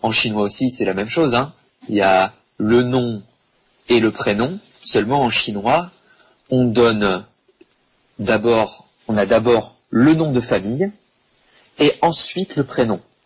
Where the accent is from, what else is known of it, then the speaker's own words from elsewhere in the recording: Bordeaux, Nouvelle-Aquitaine, France; je suis français, je viens de Bordeaux en France